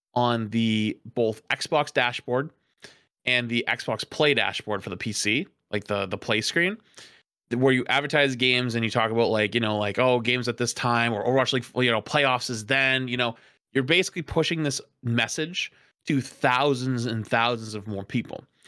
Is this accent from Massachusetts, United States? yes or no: yes; Boston, Massachusetts, United States; I'm a Bostonian